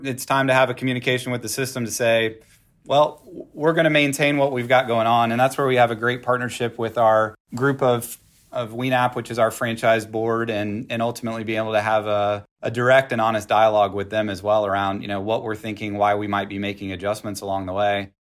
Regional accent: Texas, United States; I'm from Texas

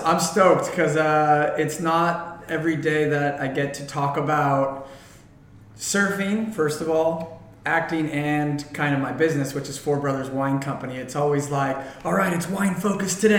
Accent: Agoura Hills, California, United States; also born or lived in Canoga Park, California; I was born in Canoga Park, which is Deep Valley. And when I was about, I think maybe 7 or 8 years old, my parents moved to Agoura Hills

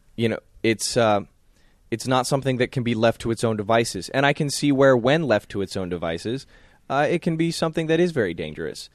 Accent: the South, United States; growing up in the South

